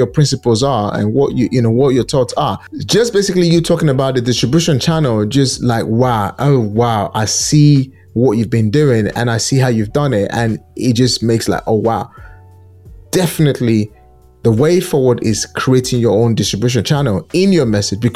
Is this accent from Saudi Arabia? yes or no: no; Nigeria; now in United Kingdom; Nigeria is a country I'm so passionate about. That's my home country